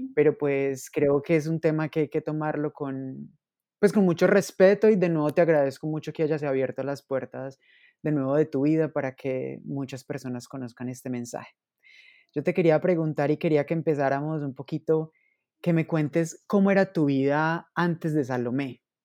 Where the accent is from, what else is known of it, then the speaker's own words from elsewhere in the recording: Manizales, Caldas, Colombia; moved away; yo hace un tiempo no estoy en Manizales, pero claro, soy de Manizales